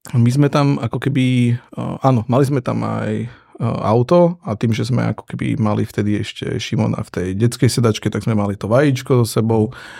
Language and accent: Slovak; Prešov, Prešov Region, Slovakia; now in Bratislava, Slovakia; ja som pôvodom Zabranovec z Prešove, hej, takže východné Slovensko